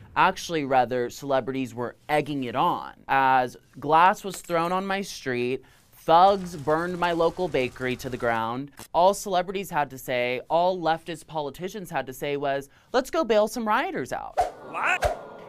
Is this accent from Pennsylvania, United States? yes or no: no; Los Angeles, California, United States; I'm from Los Angeles, California